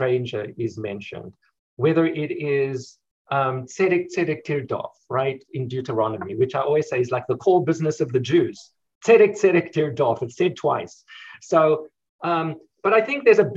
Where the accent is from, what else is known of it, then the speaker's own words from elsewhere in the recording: South Africa; now in United States; in South Africa, actually my home country